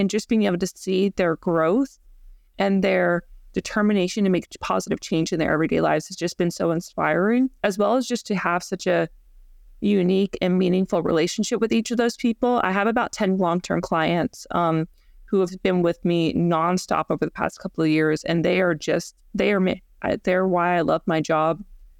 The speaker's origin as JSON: {"language": "English", "region": "Georgia", "country": "United States", "moved": "as an adult", "lives_now": "Florida, United States", "said": "So yeah, like I'm originally from Georgia, and I ended up moving to Florida to pursue my PhD at Florida State."}